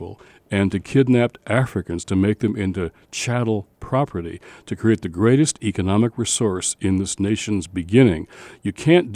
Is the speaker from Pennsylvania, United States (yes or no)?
no; Detroit, Michigan, United States; moved away; also born or lived in Redford Township, Michigan; I'm from Detroit.